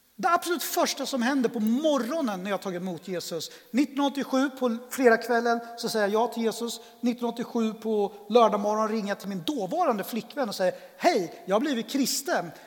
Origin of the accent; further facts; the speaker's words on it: Örebro, Örebro County, Sweden; also born or lived in Colombia; jag är adoptivbarn, kom till Sverige 1972 eh, och jag är uppväxt tillsammans då med min pappa och min farmor därför att min eh, Lilla syster som också adopterades till Sverige och min mamma de flyttade från Örebro ganska tidigt